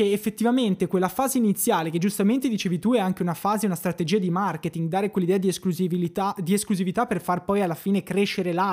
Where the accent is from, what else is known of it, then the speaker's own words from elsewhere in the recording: Brianza, Lombardy, Italy; Io sono Brianzoli, sì.